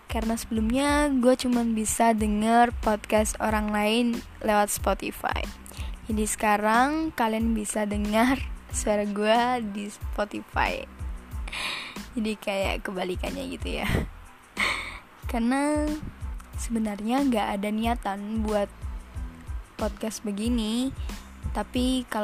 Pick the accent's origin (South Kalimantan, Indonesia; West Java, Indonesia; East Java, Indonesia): East Java, Indonesia; Surabaya; asal gue dari Surabaya. Hmm, maaf kalau ada yang kata-kata mendok gitu ya.